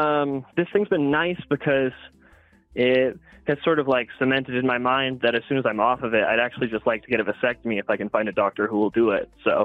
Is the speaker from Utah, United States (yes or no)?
yes; Provo, Utah, United States; I actually grew up in Provo, which is like the most kind of Mormon city in Utah. So it's a lot of that. But then I'm also Polynesian, so I do jokes about being like Hawaiian and Tongan.